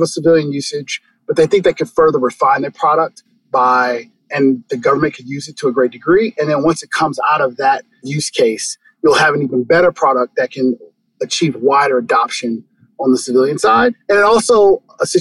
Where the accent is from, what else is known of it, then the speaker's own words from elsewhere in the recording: Chicago, Illinois, United States; moved away as an adult; I'm originally from Chicago, went to the Naval Academy